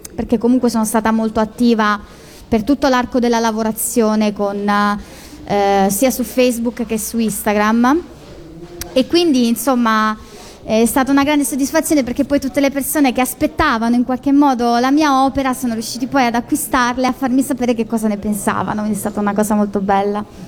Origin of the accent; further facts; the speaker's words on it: Marche, Italy; io sono marchigiana